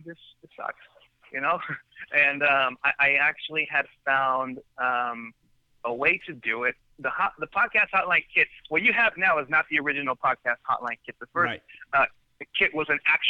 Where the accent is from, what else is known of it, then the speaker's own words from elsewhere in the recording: Sacramento, California, United States; I am from California, Northern California, Sacramento, which is the capital of the state. And I've been here my whole life